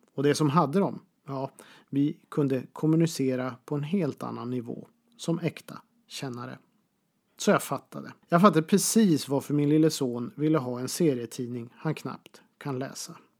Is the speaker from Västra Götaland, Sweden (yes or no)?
no; Boden, Norrbotten County, Sweden; Pressbyrån hemma i Boden